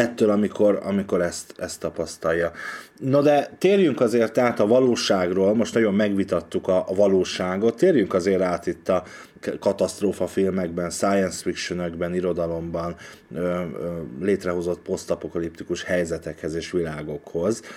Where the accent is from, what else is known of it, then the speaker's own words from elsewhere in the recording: Hungary; also born or lived in Budapest; magyarként ez az ország az enyém is